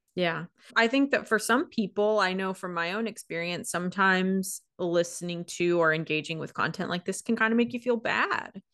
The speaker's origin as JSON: {"language": "English", "region": "Washington", "country": "United States", "tie": "born or raised there", "moved": "as an adult", "lives_now": "Oregon, United States", "said": "I grew up in Washington. I live in Oregon. I've always lived in this part of the mm. country, this part of the world."}